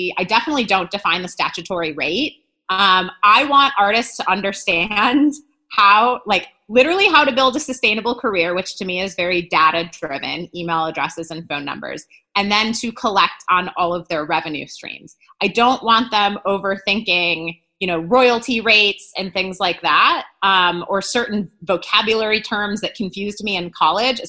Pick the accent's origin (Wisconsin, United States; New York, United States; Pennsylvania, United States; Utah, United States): Wisconsin, United States; moved away; I'm originally from Wisconsin